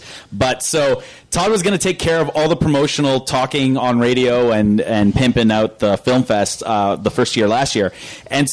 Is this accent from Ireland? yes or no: no; Fort McMurray, Alberta, Canada; growing up in Fort Mac, it's like you had the radio and it was like the two stations